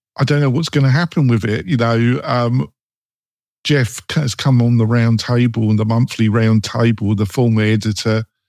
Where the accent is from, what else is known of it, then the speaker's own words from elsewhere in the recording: England, United Kingdom; moved away; I'm English